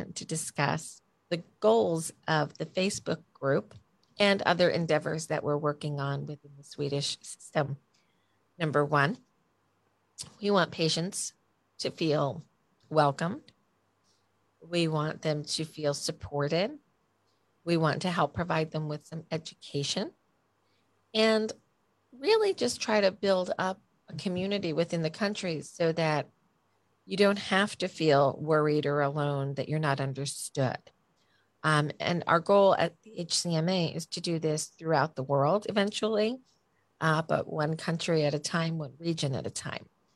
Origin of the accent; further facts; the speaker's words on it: New Jersey, United States; I'm from New Jersey